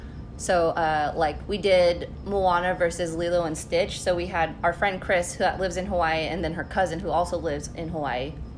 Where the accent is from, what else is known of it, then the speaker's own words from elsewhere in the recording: Philippines; I am Filipino.